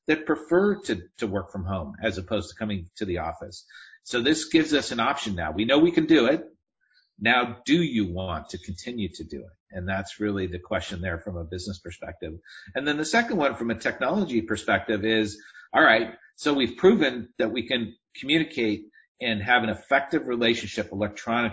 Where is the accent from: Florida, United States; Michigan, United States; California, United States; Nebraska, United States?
California, United States; Southern; I grew up in Southern California, and I grew up riding motorcycles